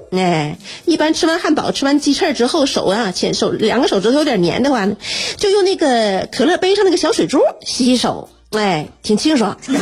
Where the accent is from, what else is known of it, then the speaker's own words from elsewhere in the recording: Northeast China, China; 身为东北人呐，我就对这个我们北方这个四季特别分明的这种温度，我就是很习惯了